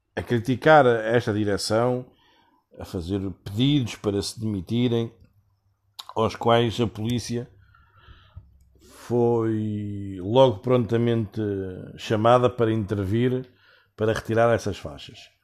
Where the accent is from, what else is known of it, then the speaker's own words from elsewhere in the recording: Portugal; moved away; como português e como Sportingista